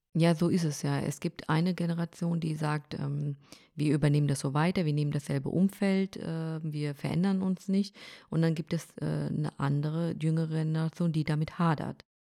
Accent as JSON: {"language": "German", "country": "Germany", "said": "mein Heimatland Deutschland ist"}